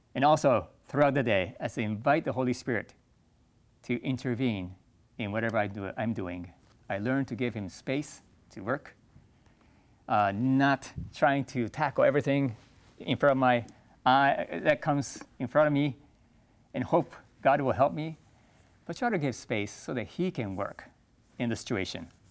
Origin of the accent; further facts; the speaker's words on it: Japan; I grew up in Japan